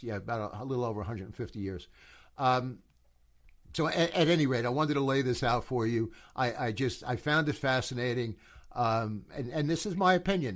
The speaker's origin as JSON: {"language": "English", "country": "United States", "said": "as an American"}